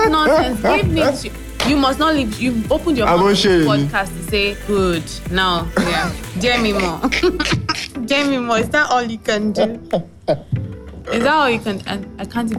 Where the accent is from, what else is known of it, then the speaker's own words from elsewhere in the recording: Lagos, Nigeria; I was born in Lagos, born and bred and brought up in Lagos.